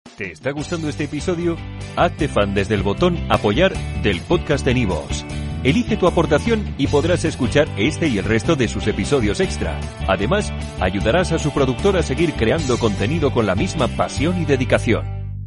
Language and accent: Spanish; Barcelona, Catalonia, Spain; moved away as an adult; now in Japan; ahí en Barcelona, mi ciudad natal